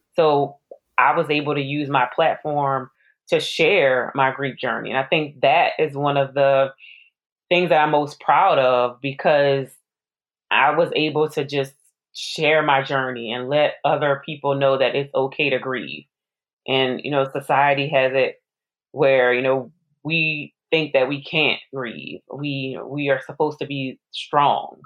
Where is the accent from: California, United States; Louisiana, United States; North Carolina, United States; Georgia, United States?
Louisiana, United States; New Orleans; I'm from New Orleans. I graduated from Xavier University.